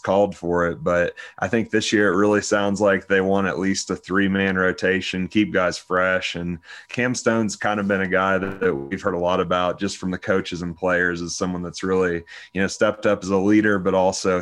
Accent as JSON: {"language": "English", "town": "Houston", "region": "Texas", "country": "United States", "tie": "born or raised there", "moved": "yes", "lives_now": "Wyoming, United States", "said": "my hometown of Houston"}